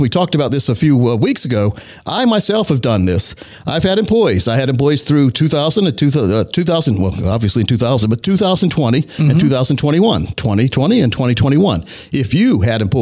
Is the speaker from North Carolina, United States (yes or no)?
yes; Laurinburg, North Carolina, United States; I grew up in Laurinburg, North Carolina, a very, very small town in Scotland County